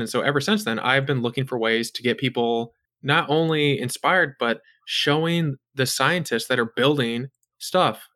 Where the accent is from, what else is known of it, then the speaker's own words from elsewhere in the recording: United States; I'm an American